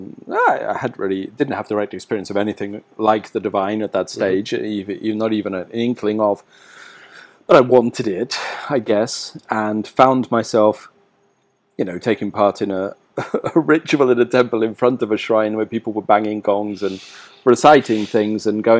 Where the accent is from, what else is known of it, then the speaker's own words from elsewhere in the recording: rural southern England, United Kingdom; being an Englishman like I am, brought up in rural yeah. southern England